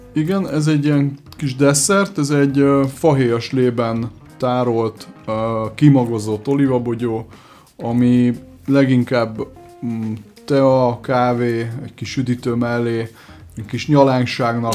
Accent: Budapest, Hungary; Már Budapesten születtem, a szüleim Görögországban, és Magyarországon ismerkedtek meg

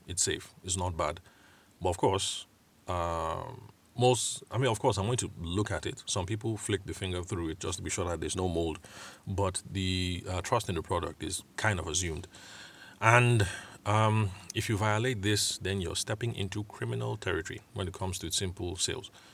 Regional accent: Benue, Nigeria; I'm Tiv from Benue State. Nigeria

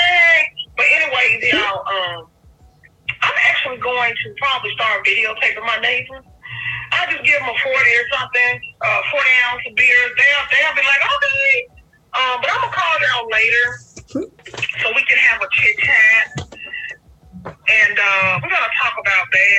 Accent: Memphis, Tennessee, United States; I'm from Memphis

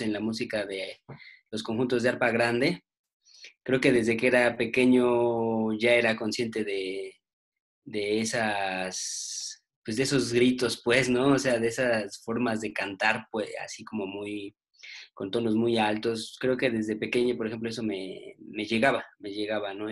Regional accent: Mexico City, Mexico; somos, somos, bueno, aquí pues, chilangos

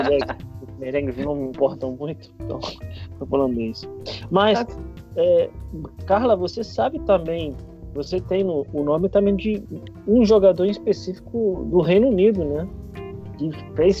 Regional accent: Spain; moved away; eu, quando era pequeno, lá na Espanha

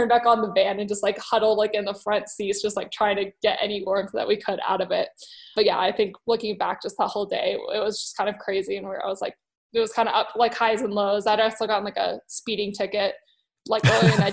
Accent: Boulder, Colorado, United States; I am from Boulder, Colorado

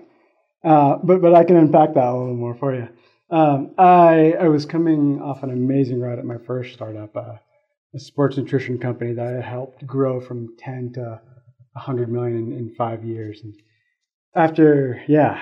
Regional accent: Florida, United States; moved away as an adult; now in Colorado, United States; I come from Florida. We don't have to water much there because it's constantly raining

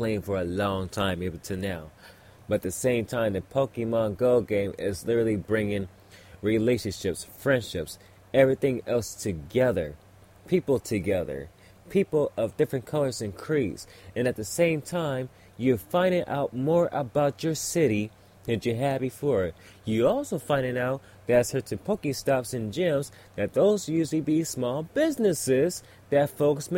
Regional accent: California, United States; I'm from California

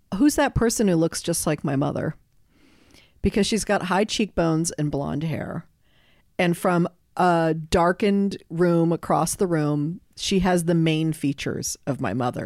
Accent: Los Angeles, California, United States; I grew up in West L A and went to Crossroads

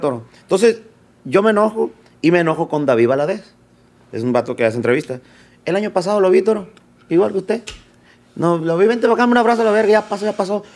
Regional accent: Sinaloa, Mexico; also born or lived in Pueblos Unidos, Sinaloa; now in Los Angeles, United States; yo nací aquí en Los Ángeles, pero me llevaron los tres años a Culiacán pero no me llevaron a la ciudad. Nos fuimos al comedero Sinaloa, pegado a Cosalá

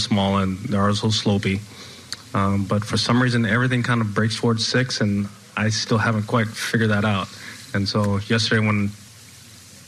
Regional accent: United States; as an American

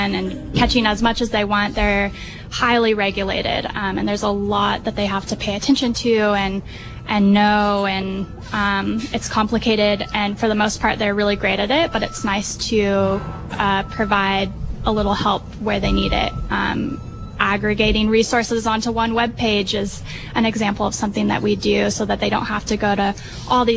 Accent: San Luis Obispo, California, United States; moved away as an adult; now in Monterey, United States; I'm from San Luis Obispo originally, but I've lived in Monterey for 10 years now

